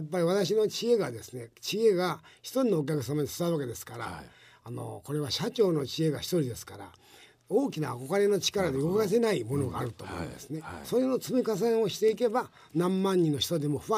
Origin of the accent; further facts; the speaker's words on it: Okayama, Japan; 岡山です。